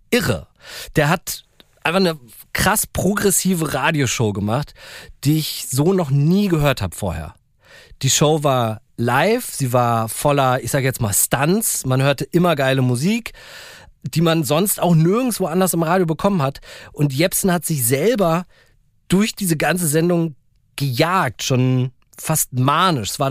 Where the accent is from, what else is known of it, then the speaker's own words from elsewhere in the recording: Berlin, Germany; Ich bin ja in Berlin-Spandau aufgewachsen, übelste Vorstadt.